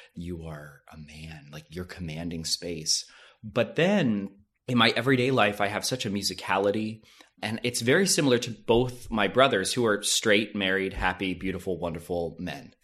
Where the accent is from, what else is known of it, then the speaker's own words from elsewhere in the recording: Lancaster County, Pennsylvania, United States; now in Los Angeles, United States; I'm from Amishtown, Pennsylvania. So I think growing up in that area, it was very Republican